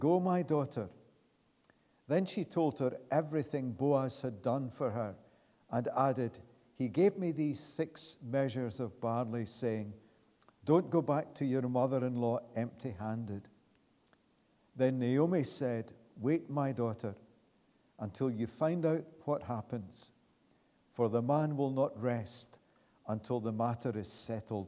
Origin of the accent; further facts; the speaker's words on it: Glasgow, Scotland, United Kingdom; moved away as an adult; now in Pitlochry, United Kingdom; I was born in Easterhouse, not very far from here